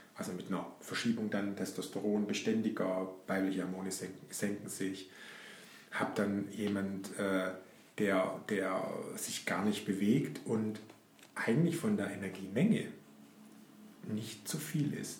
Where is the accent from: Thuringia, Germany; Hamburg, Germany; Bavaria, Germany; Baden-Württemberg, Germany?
Baden-Württemberg, Germany; Black Forest; bei uns im Schwarzwald